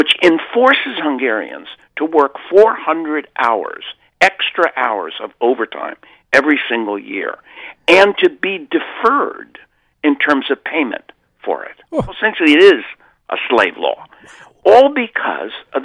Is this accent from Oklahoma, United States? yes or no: no; California, United States; I'm from California